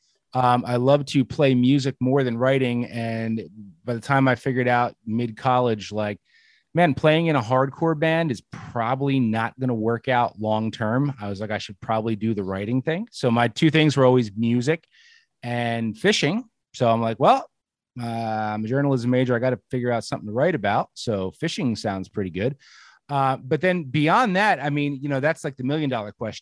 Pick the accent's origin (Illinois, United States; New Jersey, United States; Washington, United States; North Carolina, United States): New Jersey, United States; moved away as an adult; now in Pennsylvania, United States; Born and raised in Jersey